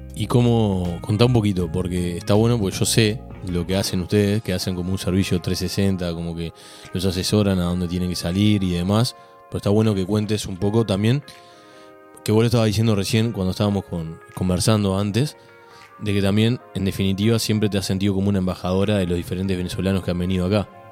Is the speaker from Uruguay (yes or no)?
yes; Uruguay; yo como uruguayo